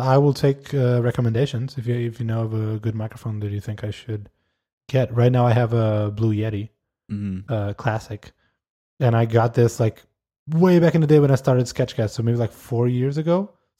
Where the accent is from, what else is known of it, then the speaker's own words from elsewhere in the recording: Canada; I'm Canadian.